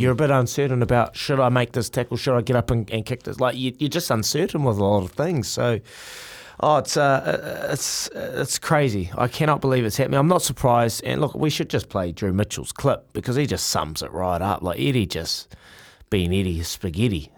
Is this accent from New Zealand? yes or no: yes; Hawke's Bay, New Zealand; growing up in Teowonga, in Hawke's Bay